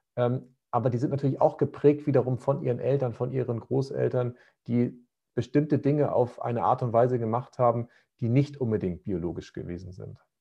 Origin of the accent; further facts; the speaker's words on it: Northern Germany, Germany; bei uns in Norddeutschland